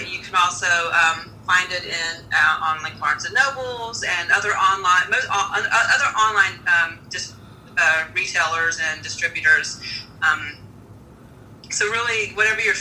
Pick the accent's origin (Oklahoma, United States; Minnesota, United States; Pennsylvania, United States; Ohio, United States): Ohio, United States; Southern; where I grew up in Southern Ohio